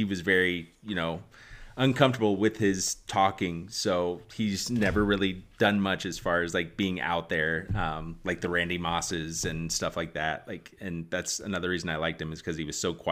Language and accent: English; Indiana, United States; growing up in Indiana